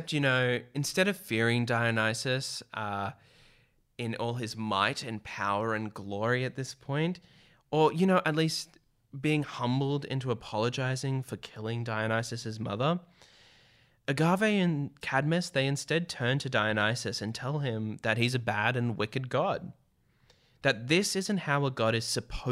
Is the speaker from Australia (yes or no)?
yes; Australia